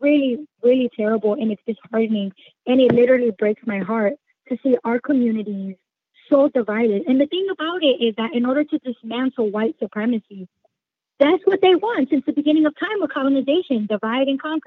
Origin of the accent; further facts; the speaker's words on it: Chicago, Illinois, United States; I'm from Chicago, born and raised. I was raised in the Humboldt Park area. I'm now residing on the north side